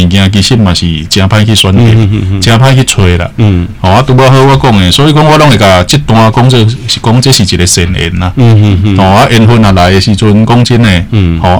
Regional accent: Taiwan; 其实有些文化的东西，应该是我们台湾人自己来做会比较到底

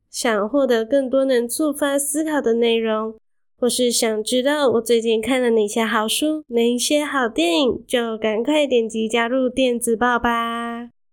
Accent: Malaysia; moved away as an adult; now in Taiwan; 我是马来西亚人

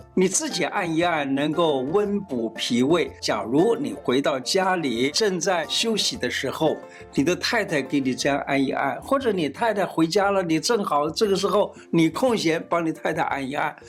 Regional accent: Taiwan; 我们台湾话叫 Q Q的那个感觉

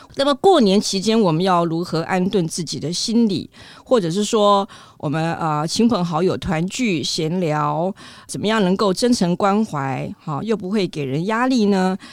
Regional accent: Taiwan; 我们台湾人

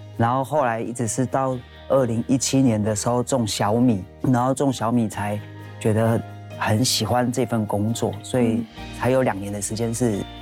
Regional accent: Ciyakang tribal village, Hualien County, Taiwan; moved away as an adult; 因为以前虽然我们是在部落里面长大

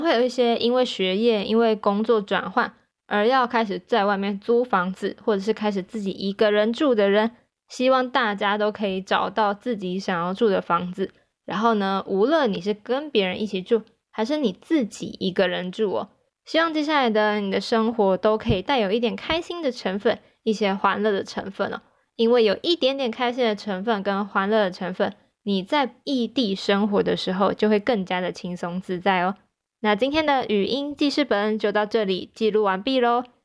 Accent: Taichung, Taiwan; moved away as an adult; now in Taipei, Taiwan; 我的老家在台中，然后呢，我考上台北的大学。所以说呢，在几年前呢，我就开始我在台北的生活

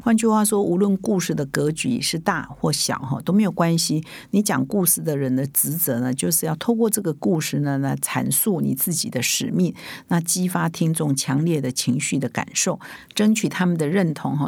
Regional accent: Taiwan; 我们台湾人

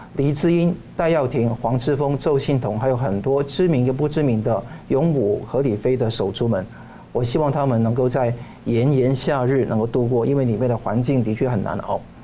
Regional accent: Hong Kong; now in Taiwan; 香港呢， 我， 我觉得说是以前我小时候长大的地方

